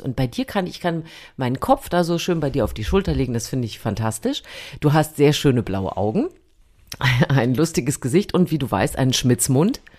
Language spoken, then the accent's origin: German; East Germany, Germany; ich habe natürlich, wie du weißt, an der Bummi-Spartakiade damals teilgenommen